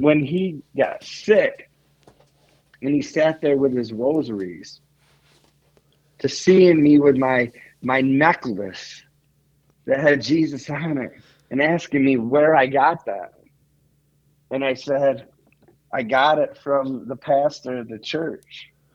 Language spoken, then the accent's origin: English; Salamanca, New York, United States; moved away as an adult; also born or lived in Greece / Olean, New York; now in Bradford, Pennsylvania, United States; I'm from Salamanca